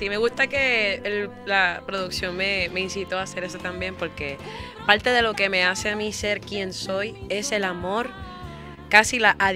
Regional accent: Carolina, Puerto Rico; soy sabrosura de verdad. Y vengo del pueblo de Carolina

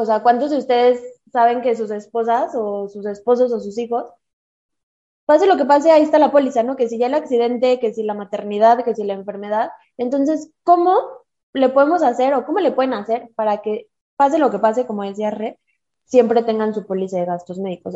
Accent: Mexico; Somos mujeres mexicanas

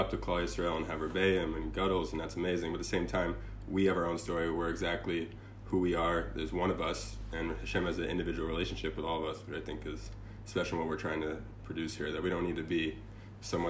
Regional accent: Los Angeles, California, United States; moved away as an adult; also born or lived in Beverly Hills; now in Jerusalem, Israel; I grew up in Los Angeles, completely secular.

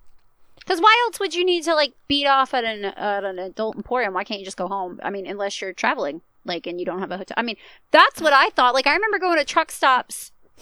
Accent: Virginia, United States; moved away; also born or lived in Germany; I grew up in Virginia, or at least I, like, mm-hmm. came of age in Virginia, if you will, like, high school.

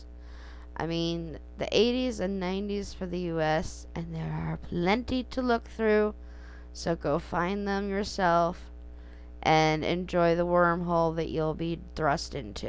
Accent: United States; Growing up in the United States

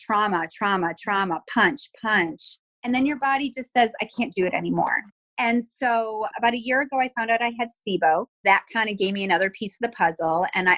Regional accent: Buffalo, New York, United States; moved away as an adult; now in Texas, United States; I'm originally from Buffalo, New York, and I moved to Texas around 2001

